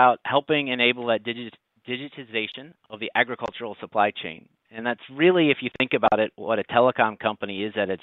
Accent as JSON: {"language": "English", "region": "Ohio", "country": "United States", "tie": "born or raised there", "moved": "yes", "lives_now": "North Carolina, United States", "said": "I was born in Ohio and moved to North Carolina in the late 90s, which is where I live today"}